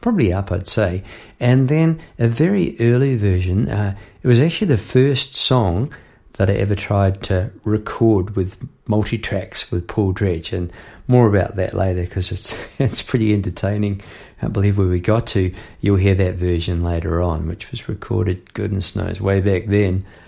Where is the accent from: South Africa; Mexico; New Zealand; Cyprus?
New Zealand; moved away as an adult; now in Melbourne, Australia; I'm from New Zealand, living in Melbourne